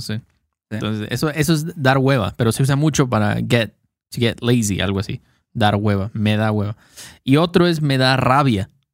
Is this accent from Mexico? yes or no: yes; Mexico; soy mexicano